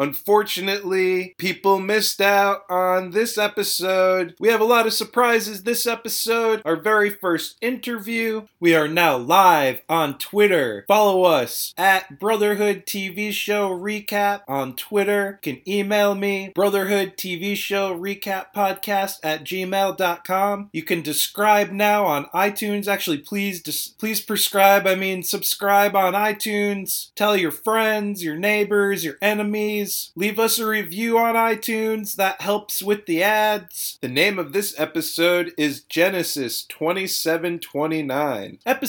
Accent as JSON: {"language": "English", "town": "Providence", "region": "Rhode Island", "country": "United States", "tie": "born or raised there", "said": "I was born in Providence. I'm gonna die in Providence."}